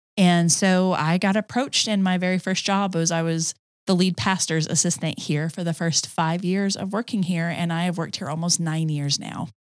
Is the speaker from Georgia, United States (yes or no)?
yes; Georgia, United States; accent: Southern; also born or lived in Tucson, Arizona / Denver, Colorado; now in Cartersville, United States; we moved to Georgia when I was seven. And so, and then I grew up in Georgia.